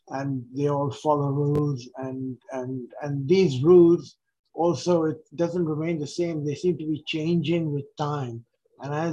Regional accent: India; English is a second language; now in Australia; India was a very uh, religious kind of country, and a lot of uh, um, of my religious background came from there

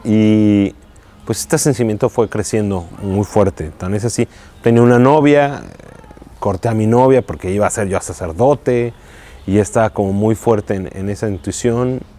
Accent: Mexico City, Mexico; Yo soy de la Ciudad de México

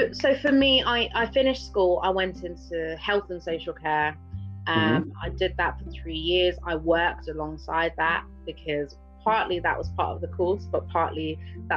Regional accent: Buckinghamshire, South East England, United Kingdom; also born or lived in London; I grew up in Buckinghamshire

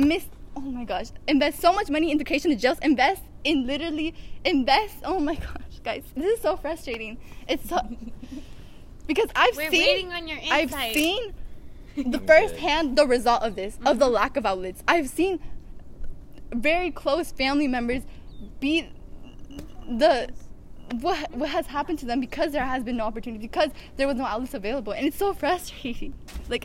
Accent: the Valley, California, United States; I'm originally from the Valley, right? And it's low income

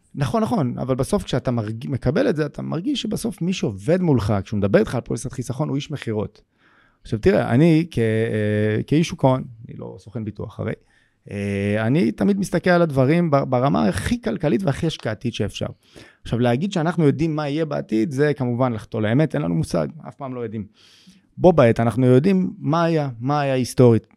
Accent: Israel; אנחנו כישראלים

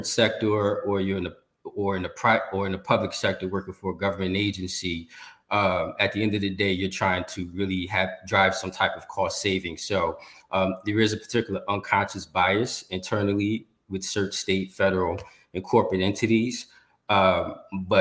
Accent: Newark, New Jersey, United States; also born or lived in Atlanta, Georgia; I'm born and raised in Newark, New Jersey

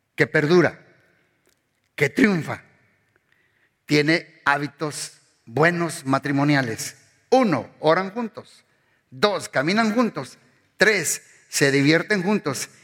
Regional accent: Mexico; moved away; pues yo soy mexicano.

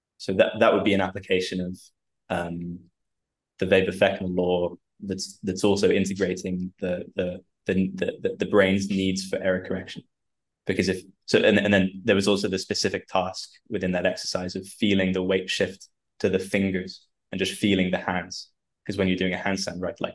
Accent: London, United Kingdom; moved away as an adult; now in Croatia; So I live out in Croatia. I'm from London, but I got married and moved out here a little while ago.

